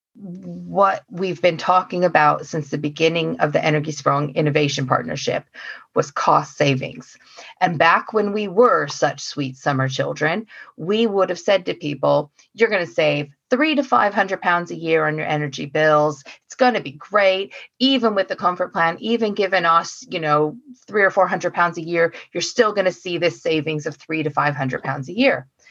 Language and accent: English; Oregon, United States; now in United Kingdom; I'm from Oregon.